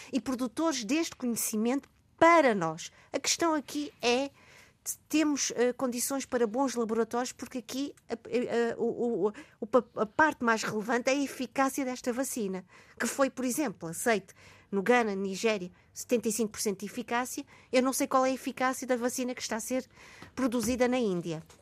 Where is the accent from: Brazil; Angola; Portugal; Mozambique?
Mozambique; Maputo; eu nasci em Moçambique, Lourenço